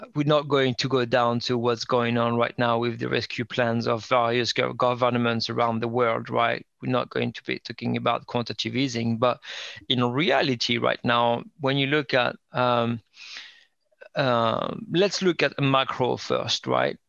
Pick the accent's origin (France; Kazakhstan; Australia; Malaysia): France; northern France; English is a second language; moved away as an adult; also born or lived in Indianapolis, United States; now in United Kingdom; I'm um, uh, French, grew up in um, north, um, kind of out the outskirts